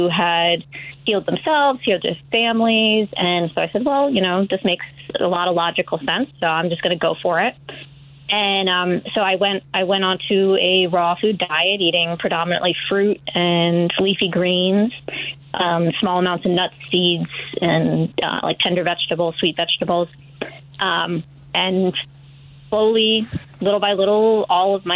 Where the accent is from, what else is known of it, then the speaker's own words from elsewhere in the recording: New Jersey, United States; moved away as an adult; I was born and raised in New Jersey. I lived there for about 30 years.